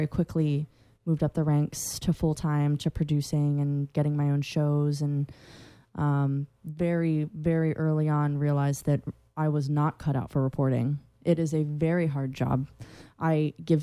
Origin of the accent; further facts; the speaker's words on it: Central Florida, United States; I'm from Central Florida